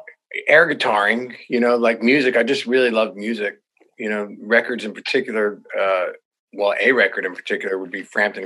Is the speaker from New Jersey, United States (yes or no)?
yes; New Jersey, United States; moved away as an adult; also born or lived in Pennsylvania / Nashville; I was from Jersey, we're right across the river